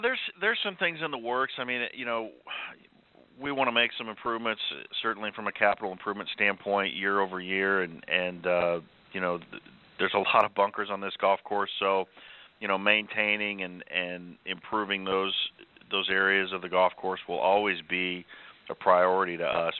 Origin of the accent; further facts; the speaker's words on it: Kansas City, United States; moved away as an adult; now in Chicago, United States; I'm from the Kansas City area